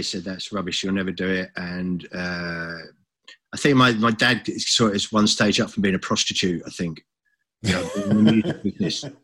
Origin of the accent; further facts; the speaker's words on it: Brighton, South East England, United Kingdom; the parties we did on Brighton Beach, to do that in your hometown